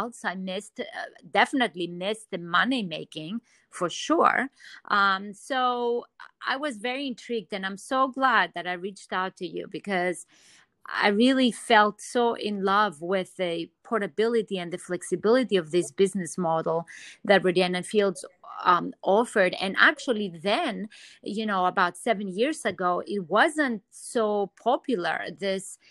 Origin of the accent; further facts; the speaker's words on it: Athens, Attica, Greece; moved away; also born or lived in New York City; I'm originally from Athens, Greece, and seeing the sun is huge for me, you know, growing up in such a sunny environment.